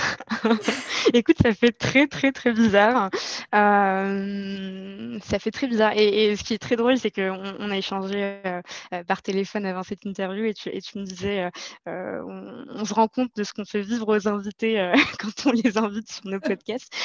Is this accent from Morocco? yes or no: yes; Casablanca, Casablanca-Settat, Morocco; moved away as an adult; now in Paris, France; je suis née euh, et j'ai grandi à Casablanca, au Maroc. Euh, je vis en France depuis 8 ans et plus précisément à Paris